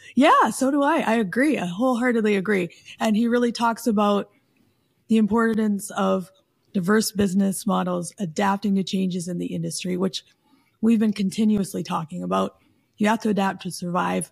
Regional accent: Canada; I'm Canadian

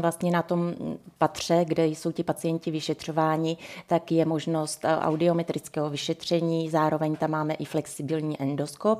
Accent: Ore Mountains, Czechia; moved away; also born or lived in Prague; pocházím z Krušných hor

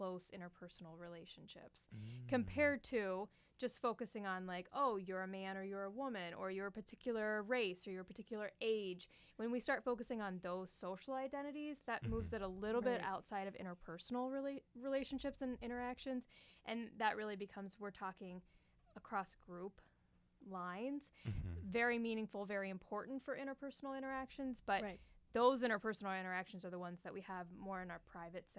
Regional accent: Pittsburgh, Pennsylvania, United States; moved away as an adult; also born or lived in West Virginia; now in Iowa, United States; I am originally from Pittsburgh, Pennsylvania.

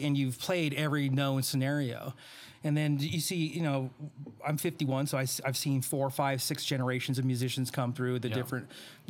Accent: Reno, Nevada, United States; also born or lived in Bay Area, California; my hometown in Reno

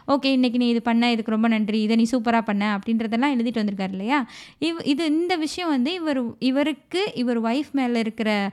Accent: Madurai, Tamil Nadu, India; அதே மதுரையில் நிலம் வாங்கினாங்க வீடு வாங்கினாங்க மூணு பசங்க அந்த ஊரில் தான் பிறந்தோம்

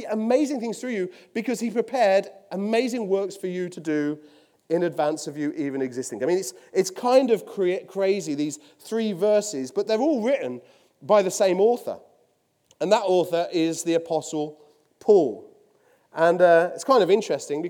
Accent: Willenhall, West Midlands, United Kingdom; accent: Midlands; now in Poole, United Kingdom; I'm from Willenor

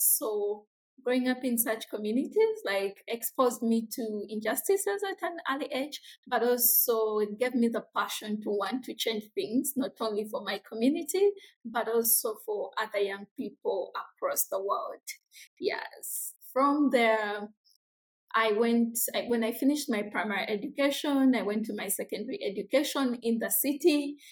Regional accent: Jinja, Eastern Region, Uganda; I come from a small, very small, humble community in a district called Jinja. It's in the eastern parts of Uganda

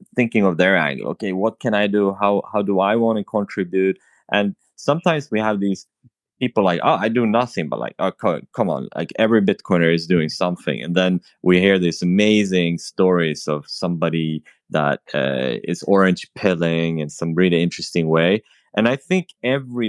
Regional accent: Sweden; In Sweden, I'm from Sweden.

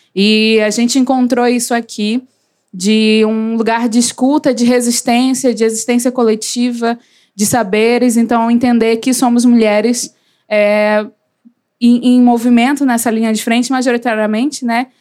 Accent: Belém, Pará, Brazil; eu sou de Belém do Pará, mas adoro dizer que eu sou de Coraci. Podem pesquisar, é Icoaraci

